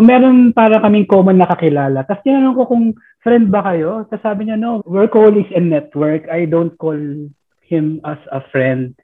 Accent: Philippines; moved away; as a Filipino

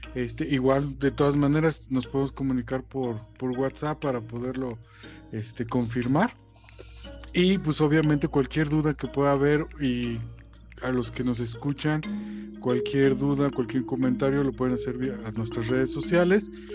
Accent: Mexico City, Mexico; moved away as an adult; now in Guanajuato, Mexico; yo soy de la Ciudad de México, me vine a vivir a, Guanajuato

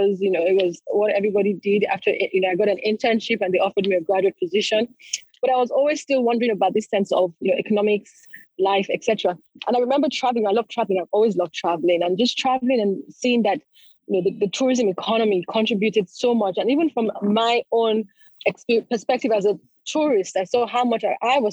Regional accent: Lagos, Nigeria; So I was born and brought up in Lagos in Nigeria, so I'm Nigerian.

